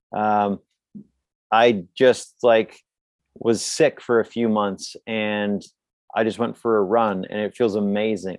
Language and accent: English; Canada; I'm from Canada.